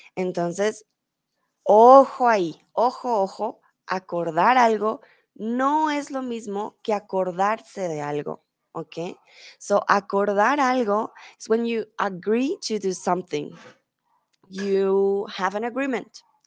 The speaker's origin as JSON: {"language": "Spanish", "country": "Colombia", "moved": "yes", "lives_now": "Germany", "said": "soy de Colombia, vivo comúnmente en Alemania, pero ahora estoy en México"}